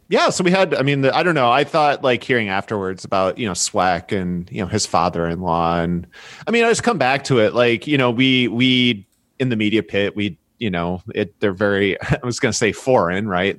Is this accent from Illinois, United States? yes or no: yes; Chicago, Illinois, United States; I'm from Chicago